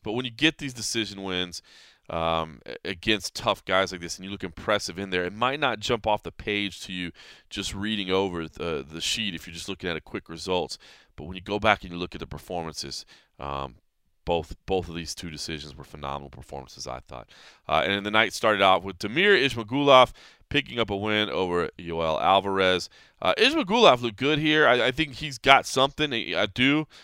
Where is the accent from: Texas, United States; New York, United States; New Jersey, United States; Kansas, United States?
Texas, United States; Dallas; in my hometown of Dallas, Texas.